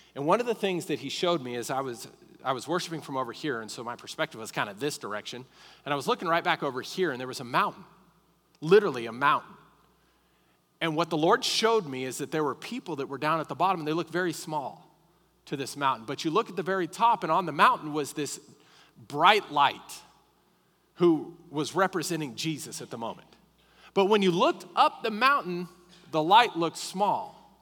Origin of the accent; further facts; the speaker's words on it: Colorado, United States; now in Lubbock, United States; I grew up in Colorado